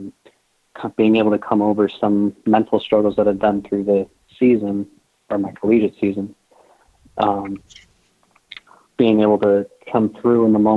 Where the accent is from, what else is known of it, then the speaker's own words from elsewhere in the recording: Massachusetts, United States; growing up in Massachusetts and the New England area